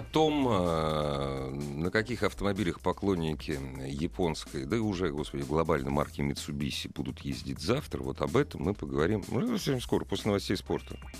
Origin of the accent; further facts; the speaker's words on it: Moscow, Russia; я же коренной москвич